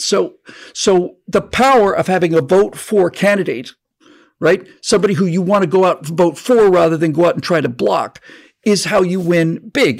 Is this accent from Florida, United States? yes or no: yes; Florida, United States; now in California, United States; I grew up in Florida